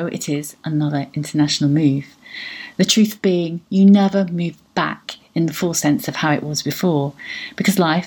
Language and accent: English; United Kingdom; moved away; also born or lived in Portugal; I see myself as a British European